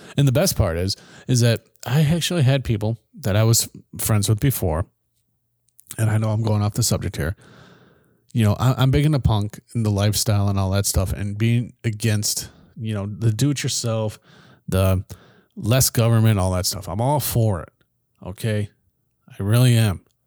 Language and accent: English; United States; our own country